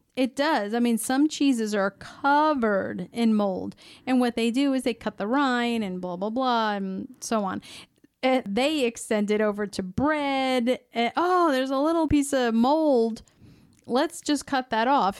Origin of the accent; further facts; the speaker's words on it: United States; growing up in the United States